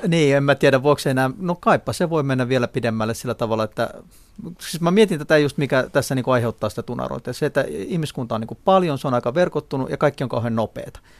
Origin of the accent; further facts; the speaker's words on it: Klaukkala, Uusimaa, Finland; moved away; vanha kotikyläni Klaukkalan